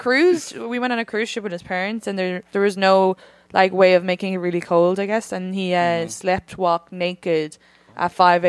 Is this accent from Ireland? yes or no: yes; County Kildare, Ireland; I'm from Kildare, but it's actually Kildara.